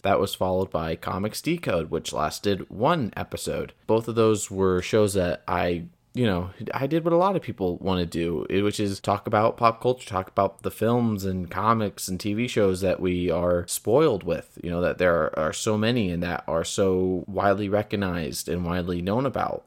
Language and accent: English; Porterville, California, United States; moved away; I hail from the Central Valley of California, a very small town called Porterville